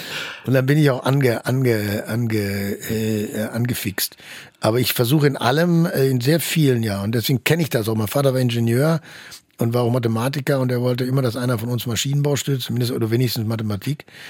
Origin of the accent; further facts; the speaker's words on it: Germany; als Deutscher